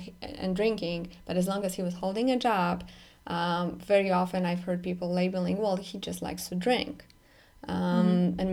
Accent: Poland; moved away; I'm growing up in Poland specifically, that's where I grew up

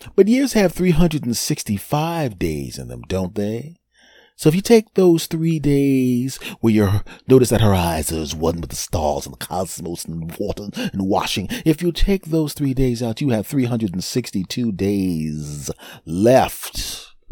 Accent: Philadelphia, Pennsylvania, United States; my hometown team won the Super Bowl a couple of years ago. I went to the parade

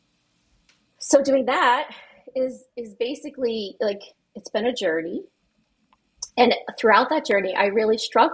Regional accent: New England, United States; I'm a person from New England

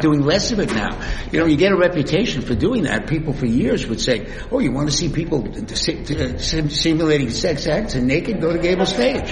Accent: Miami, Florida, United States; moved away; also born or lived in New York; I grew up in Miami

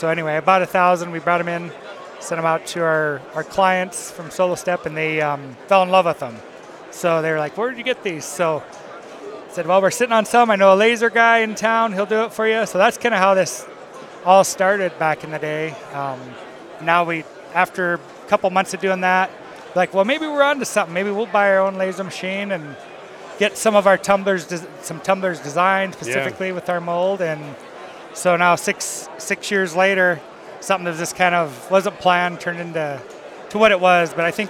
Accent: Cheyenne River Indian Reservation, South Dakota, United States; accent: South Dakota; So the town actually I was raised on is on the Cheyenne Indian Reservation. So it's a little bit of that probably, and then the South Dakota accent.

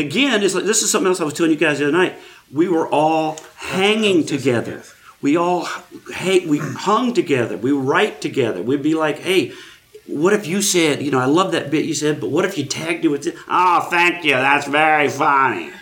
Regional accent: Houston, Texas, United States; moved away as an adult; also born or lived in Denver; am from Houston

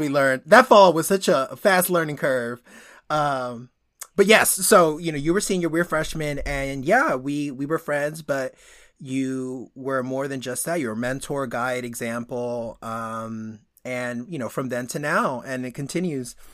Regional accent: Northeast, United States; also born or lived in Dominican Republic; I was born on the i, or on the, that half of the island and, uh, immigrated when I was a baby and grew up in, in the Northeast

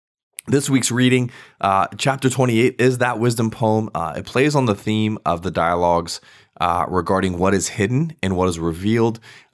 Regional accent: Virginia, United States; I grew up in Virginia, so y'all is a big staple there.

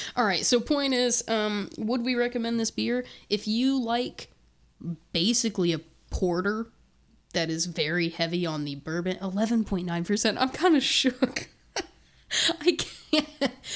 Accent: Terre Haute, Indiana, United States; I'm from Terre Haute, Indiana

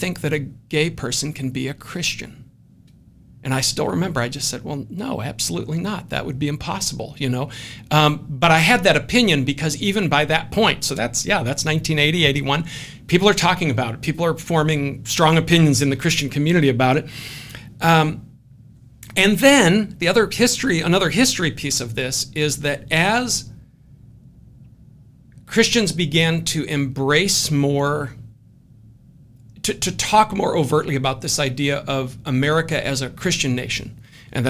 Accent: Scotland, United Kingdom; I'm Scottish

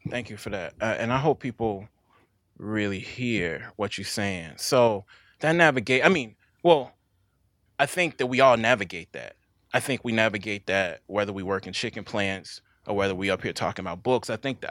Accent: Mississippi, United States; One, again, I'm from Mississippi.

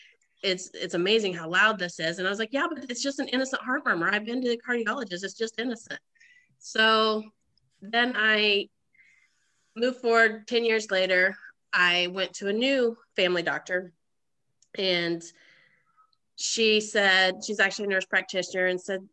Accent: Oklahoma, United States; moved away; also born or lived in Swayzee, Indiana; I originally from Oklahoma, born and raised in Oklahoma, but all my family is from Indiana, so I'm from Swayze, Indiana

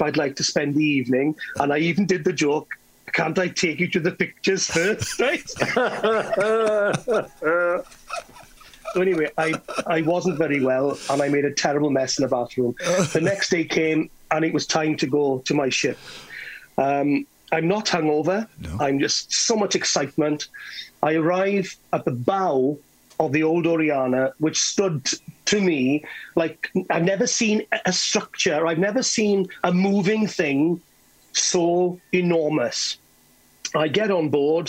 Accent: Carmarthen, Wales, United Kingdom; I'm from Carmarthen

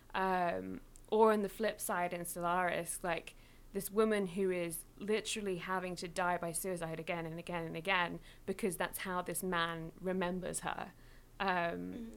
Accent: England, United Kingdom; girl growing up in England with this like half Mexican, half English household

